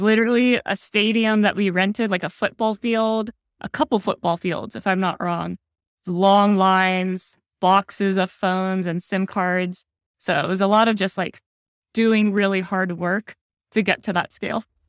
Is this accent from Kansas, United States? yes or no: no; San Jose, California, United States; moved away as an adult; now in Singapore; I grew up in San Jose, the Bay Area